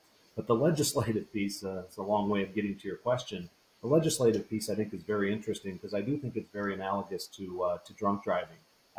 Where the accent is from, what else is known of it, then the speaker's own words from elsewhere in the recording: Michigan, United States; for example, in my home state, it's referred to as Hands Free Michigan.